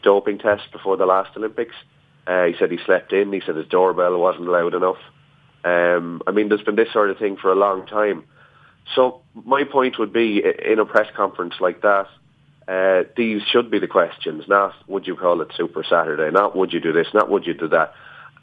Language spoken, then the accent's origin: English; Ireland